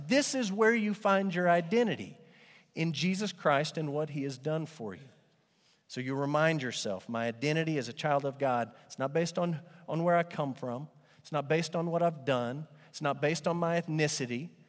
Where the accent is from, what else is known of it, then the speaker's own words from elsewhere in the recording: Amarillo, Texas, United States; growing up in Amarillo, every now and then Amarillo would have pretty decent bands come through.